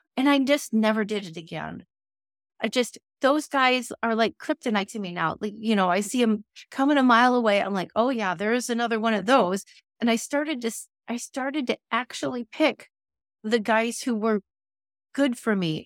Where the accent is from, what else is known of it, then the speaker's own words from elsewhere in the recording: Chicago, Illinois, United States; I grew up in Chicagoland